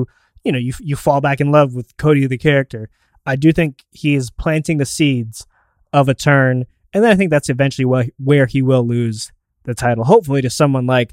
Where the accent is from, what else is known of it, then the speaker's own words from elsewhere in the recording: Canada; my Canadian brethren